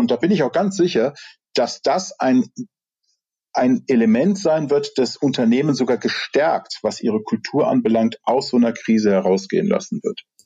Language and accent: German; Rhineland, Germany; ich komme aus dem Rheinland